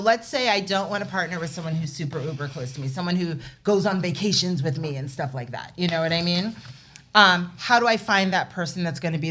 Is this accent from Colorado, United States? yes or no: no; New York City, New York, United States; I'm from New York City